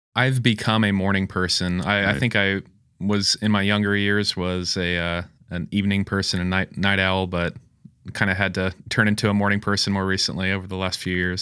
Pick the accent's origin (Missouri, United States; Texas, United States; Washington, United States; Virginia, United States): Missouri, United States; Springfield; also born or lived in Rockford, Illinois; Born and raised in Springfield, Missouri. Lived here most of my life